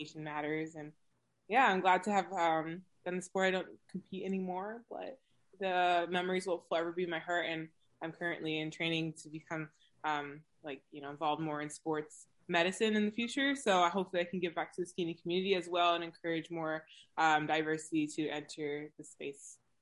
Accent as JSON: {"language": "English", "region": "West Coast", "country": "United States", "said": "So I'm located, or I'm from the West Coast"}